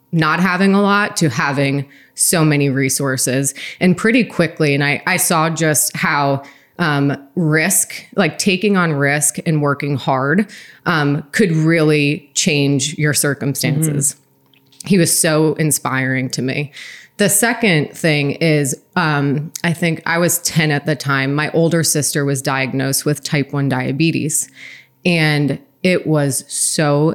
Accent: East Coast, United States; I grew up on the East Coast

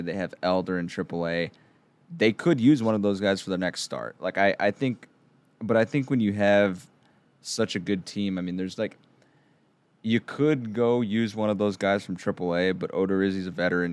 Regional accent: San Diego, California, United States; I grew up in San Diego

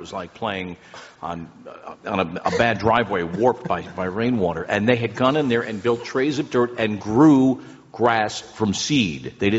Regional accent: New Jersey, United States; growing up in Jersey as I did

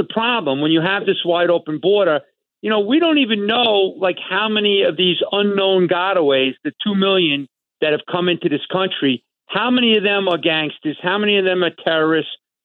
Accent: New York, United States; I grew up in New York.

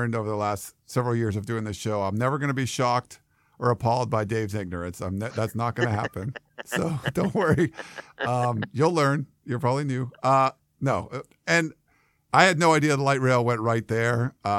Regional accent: Massachusetts, United States; growing up in Massachusetts.

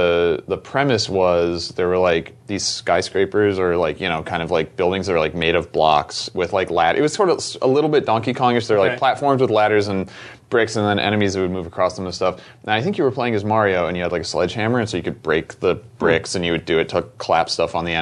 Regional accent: Florida, United States; moved away as an adult; also born or lived in Midwest; now in Portland, United States; I grew up in the Midwest and then moved to Florida when I was like nine

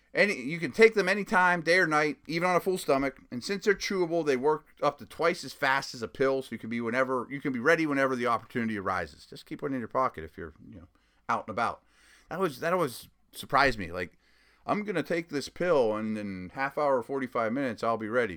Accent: Pittsburgh, Pennsylvania, United States; I was from Pittsburgh

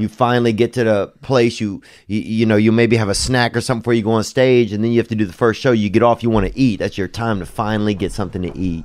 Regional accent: the South, United States; I'm from the South

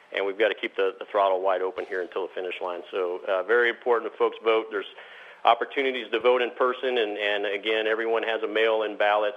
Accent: Southern California, United States; Born and raised in Southern California

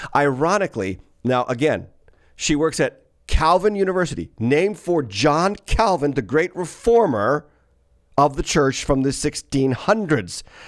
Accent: Massachusetts, United States; my home state of Massachusetts

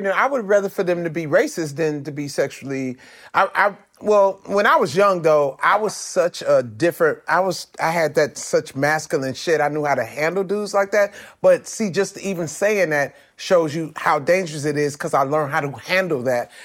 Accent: Compton, California, United States; I'm from Compton.

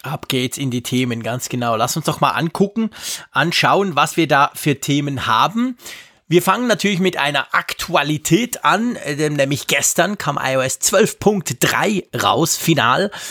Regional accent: Switzerland; als Schweizer

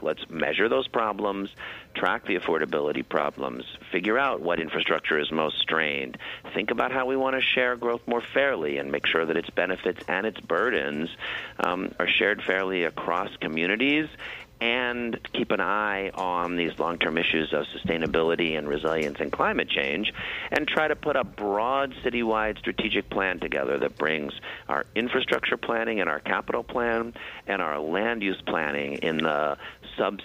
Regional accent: St. Louis, Missouri, United States; also born or lived in New York City; now in New York, United States; I grew up in St. Louis and I moved to New York and I love being here.

